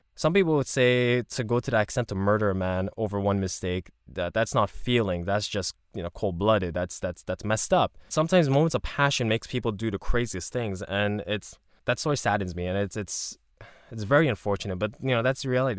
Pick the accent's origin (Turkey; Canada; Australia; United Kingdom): Canada; I'm Canadian, but then my parents are Korean